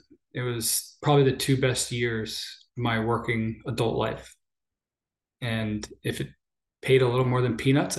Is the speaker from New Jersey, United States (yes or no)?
yes; New Jersey, United States; Growing up in Jersey, being a Rutgers guy